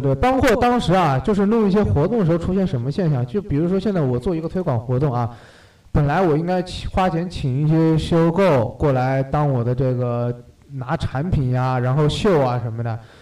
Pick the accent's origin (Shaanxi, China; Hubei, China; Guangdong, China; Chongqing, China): Hubei, China; Wuhan; moved away; also born or lived in South Korea; 我们武汉人